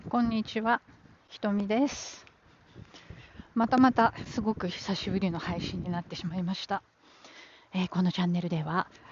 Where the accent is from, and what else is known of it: Japan; born or raised there; now in New York, United States